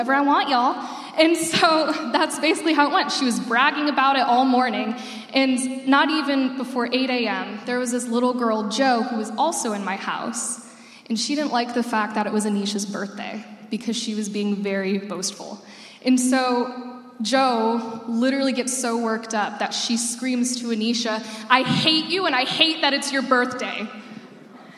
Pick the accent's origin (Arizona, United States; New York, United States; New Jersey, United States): Arizona, United States; moved away as an adult; now in Illinois, United States; I'm from Arizona, and I lived there. I moved there when I was 6 years old, and I lived there until I was 18.